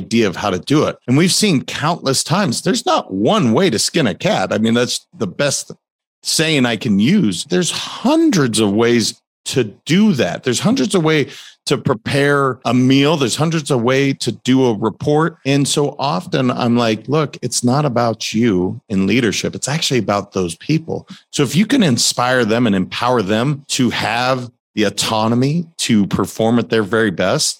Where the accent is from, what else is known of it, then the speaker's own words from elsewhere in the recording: Montana, United States; I grew up in Montana